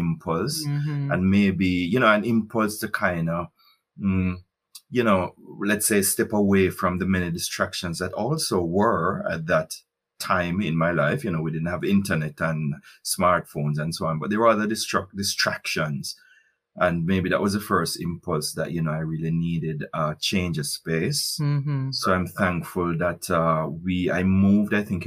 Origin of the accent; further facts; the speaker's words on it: Highgate, Saint Mary, Jamaica; moved away as an adult; also born or lived in Spaldings, Jamaica; now in Germany; I grew up in St. Mary, you know, my first, that's real first formative years were in Highgate, St. Mary